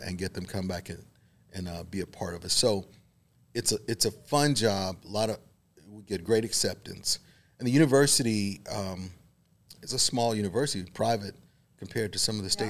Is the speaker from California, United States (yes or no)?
no; Waco, Texas, United States; I was born here in Waco, so okay. I was kind of always had a little bit of Baylor connection. I grew up literally four blocks from campus